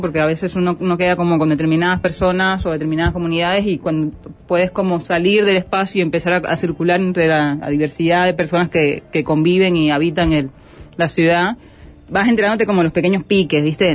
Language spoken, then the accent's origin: Spanish; Holguín, Cuba; moved away as an adult; also born or lived in Havana; now in Uruguay; Holguinera, eh, todo mi, mi crecimiento